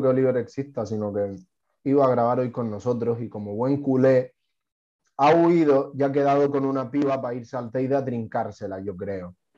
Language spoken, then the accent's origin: Spanish; Tenerife, Canary Islands, Spain; mi pueblo, una fiesta de de Tenerife